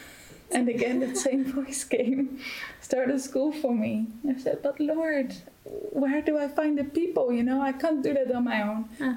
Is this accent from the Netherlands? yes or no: yes; Netherlands; moved away as an adult; now in Germany; I'm originally from the Netherlands and um, I'm here since February this year